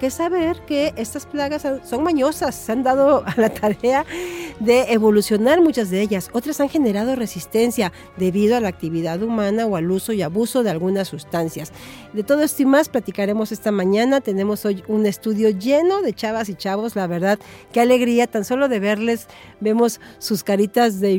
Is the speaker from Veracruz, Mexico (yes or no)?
yes; Xalapa, Veracruz, Mexico; De aquí de Jalapa.